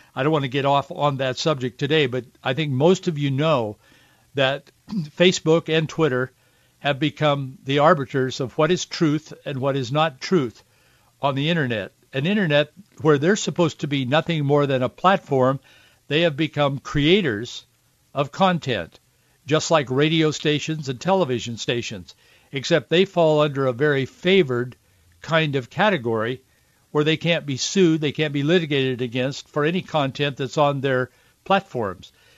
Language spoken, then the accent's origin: English; Yakima, Washington, United States; I grew up in central Washington, born and raised in Yakima